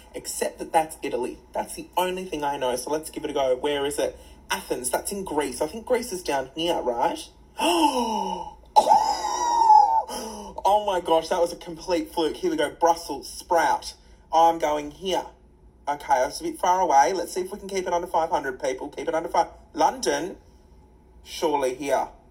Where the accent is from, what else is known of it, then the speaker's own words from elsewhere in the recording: Australia; As an Australian